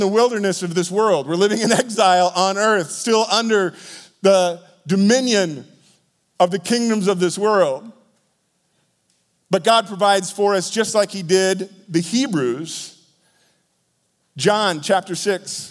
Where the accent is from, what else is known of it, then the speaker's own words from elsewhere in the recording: Iowa, United States; born to my parents in Iowa.